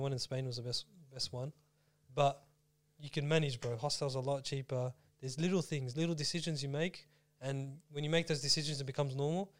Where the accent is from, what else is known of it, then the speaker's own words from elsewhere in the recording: Melbourne, Victoria, Australia; we're from Melbourne